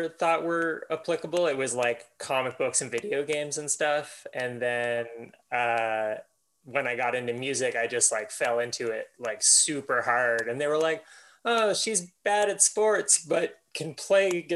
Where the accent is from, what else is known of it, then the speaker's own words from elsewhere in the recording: Miramichi, New Brunswick, Canada; I was born in Miramichi, New Brunswick in 1986.